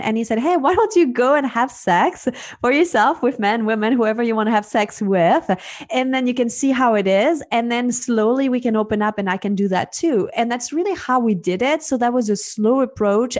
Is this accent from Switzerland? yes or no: yes; Switzerland; moved away; I am originally from Switzerland. Um, so that's where I grew up.